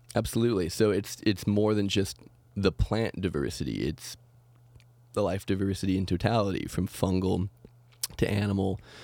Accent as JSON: {"language": "English", "region": "Oregon", "country": "United States", "tie": "born or raised there", "said": "growing up in Oregon"}